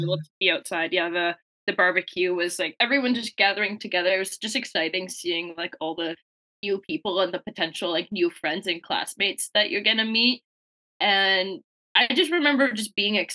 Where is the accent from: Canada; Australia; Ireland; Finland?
Canada; Windsor, Ontario; moved away as an adult; now in London, Canada; I'm actually from Windsor, born and raised.